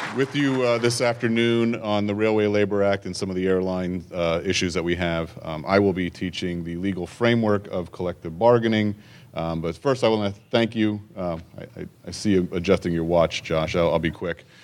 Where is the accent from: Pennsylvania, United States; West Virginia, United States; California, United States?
Pennsylvania, United States; Allentown; I'm from Allentown, Pennsylvania